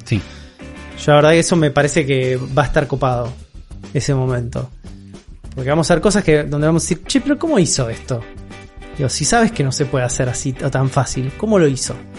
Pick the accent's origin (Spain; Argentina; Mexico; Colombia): Argentina; nuestra realidad como sudamericanos y como argentinos